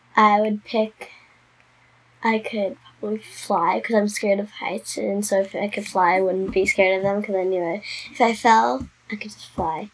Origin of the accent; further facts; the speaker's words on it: New Jersey, United States; I'm 10 years old and I'm from New Jersey.